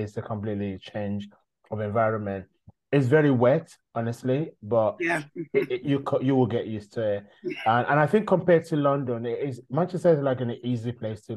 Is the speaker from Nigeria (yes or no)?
yes; Nigeria; now in United Kingdom; growing up in Nigeria as an African